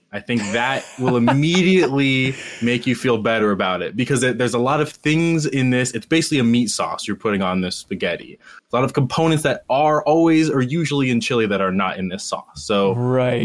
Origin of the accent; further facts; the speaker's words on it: Cincinnati, Ohio, United States; I am from Cincinnati